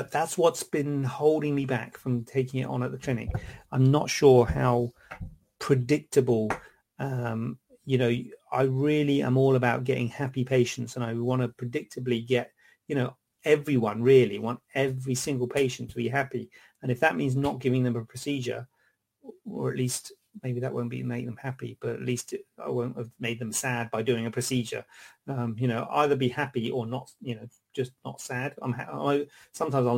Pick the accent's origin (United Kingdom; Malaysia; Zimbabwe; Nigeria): United Kingdom; Cornwall, South West England; also born or lived in London; now in Birmingham, United Kingdom; Born in London, and I was brought up in Cornwall